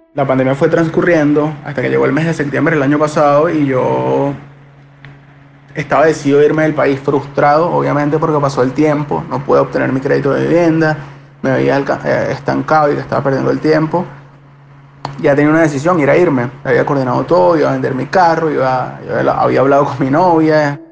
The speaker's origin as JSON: {"language": "Spanish", "town": "Caracas", "region": "Capital District", "country": "Venezuela", "said": "tengo 25 años, soy de acá de Caracas y vivo en la urbanización eh, Las Acacias"}